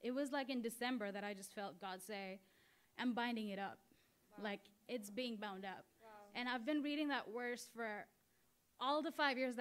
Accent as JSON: {"language": "English", "country": "India", "moved": "as an adult", "said": "I'm literally like from India, I'm here on like student visa"}